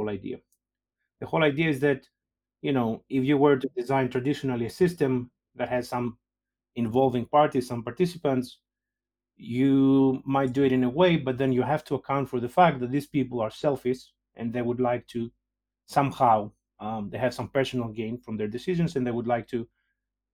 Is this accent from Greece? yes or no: yes; Greece; moved away as an adult; also born or lived in Denmark / Oxford, United Kingdom / Lausanne, Switzerland; now in Liverpool, United Kingdom; I'm originally from Greece, you know, have been around. I did my PhD in Denmark. Then I moved to Oxford, then I moved to Lausanne in Switzerland, and then finally here.